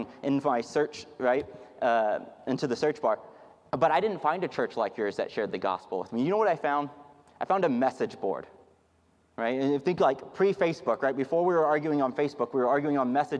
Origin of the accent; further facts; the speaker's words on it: Houston, Texas, United States; now in Dallas-Fort Worth Metroplex, United States; I'm from Houston, Texas